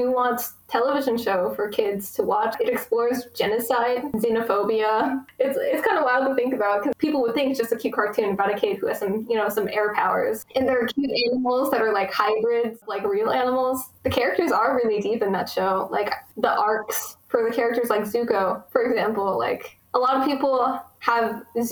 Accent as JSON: {"language": "English", "region": "Texas", "country": "United States", "tie": "born or raised there", "said": "I was born in America. I've lived in Texas my whole life, and I've lived in the same town for like 95% of it"}